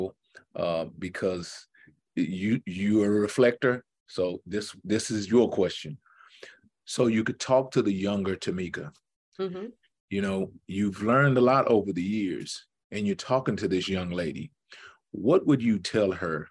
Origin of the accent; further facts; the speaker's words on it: Houston, Texas, United States; I'm from Houston, very big city